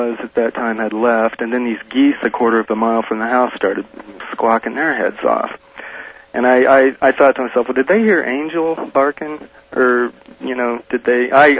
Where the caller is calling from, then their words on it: Denver, Colorado, United States; Well, I'm in Denver, Art.